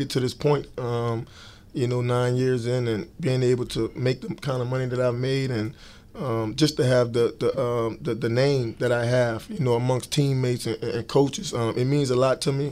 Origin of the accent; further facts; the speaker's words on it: New Orleans, Louisiana, United States; growing up in New Orleans